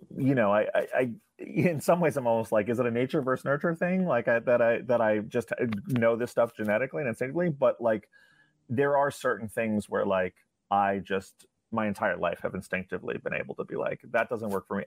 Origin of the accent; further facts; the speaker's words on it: New York, United States; I, I grew up in New York